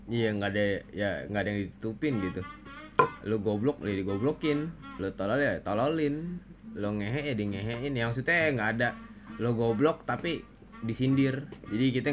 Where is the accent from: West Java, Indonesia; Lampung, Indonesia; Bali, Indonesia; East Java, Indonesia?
West Java, Indonesia; Citayam; Tapi nggak tahu kenapa gue lebih bangga dengan Citayam, kecitayaman gue. Ya karena gue kecil di sana, dari lahir di sana sampai